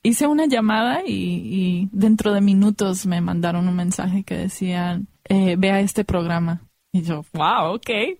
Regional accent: United States; nací en los Estados Unidos, pero mi mamá es mexicana de Sinaloa y mi papá es de Irán

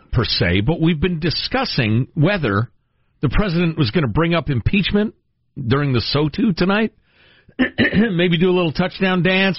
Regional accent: United States; I, as an American

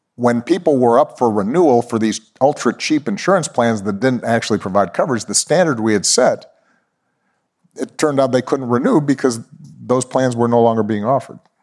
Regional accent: Honolulu, Hawaii, United States; I was born in Honolulu, Hawaii

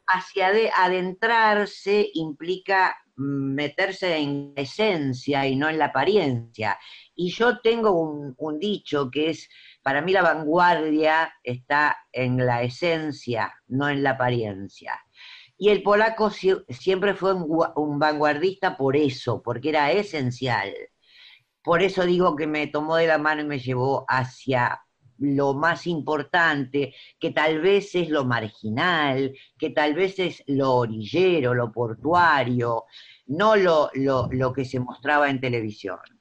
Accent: Avellaneda, Buenos Aires Province, Argentina; yo nací en Avellaneda y hasta los 22 años escuchaba esa música

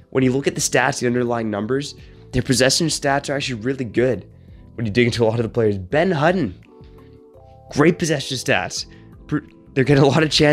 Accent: Canada; we're Canadian

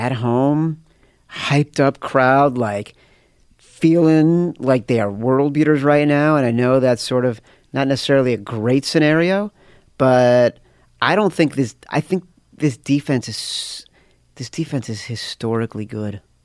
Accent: Chicago, Illinois, United States; I grew up in Chicago

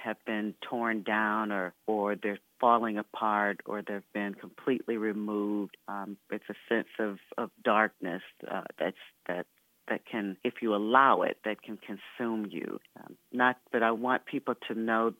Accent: Flint, Michigan, United States; now in Washington, D.C., United States; I grew up in Flint, Michigan, went to elementary school, high school

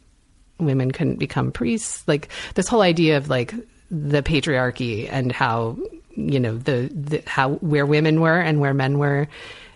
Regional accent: East Hartford, Connecticut, United States; moved away; I'm from East Hartford, Connecticut

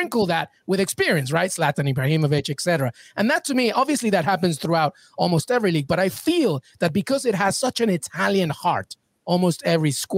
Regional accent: England, United Kingdom; I was growing up in England

